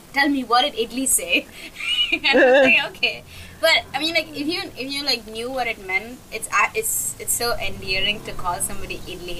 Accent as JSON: {"language": "English", "country": "India", "also_born_or_lived": "Singapore", "first_language": "English", "moved": "as an adult", "lives_now": "Bali, Indonesia", "said": "I am from India. But at the moment, I'm based out of Singapore/Bali/the world."}